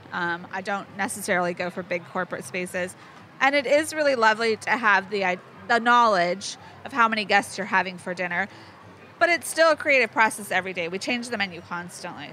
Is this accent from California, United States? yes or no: yes; Mojave Desert, California, United States; now in Cumberland Island, Georgia, United States; I grew up in the Mojave Desert of California, the high desert there